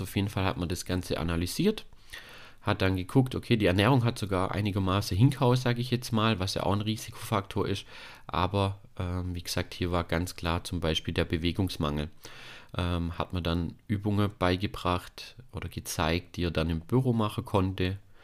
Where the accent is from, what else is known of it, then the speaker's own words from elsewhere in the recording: Germany; hier bei uns in Deutschland